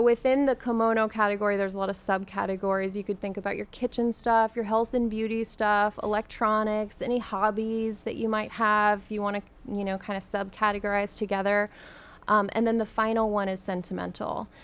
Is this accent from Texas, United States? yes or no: yes; San Antonio, Texas, United States; I grew up in San Antonio